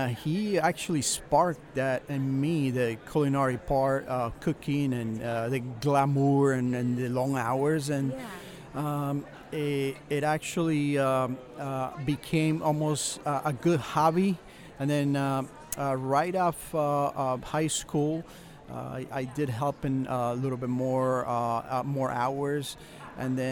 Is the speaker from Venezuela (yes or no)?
yes; Venezuela; moved away as an adult; also born or lived in New Jersey; now in United States; Originally, I'm from Venezuela, South America, but then I came right after college to United States